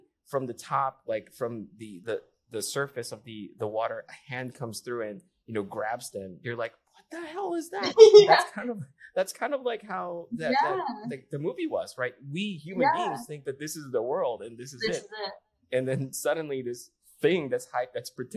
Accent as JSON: {"language": "English", "country": "Philippines", "tie": "born or raised there", "moved": "yes", "lives_now": "United States", "said": "I grew up in the Philippines"}